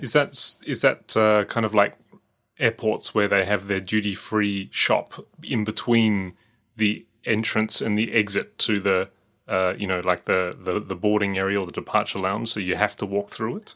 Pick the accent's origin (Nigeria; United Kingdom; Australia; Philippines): Australia; as an Australian